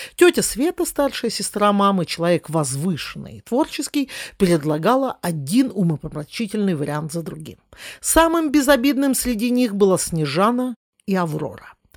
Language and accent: Russian; Smolensk, Smolensk Oblast, Russia; мой родной город, в котором я родилась и живу, Смоленск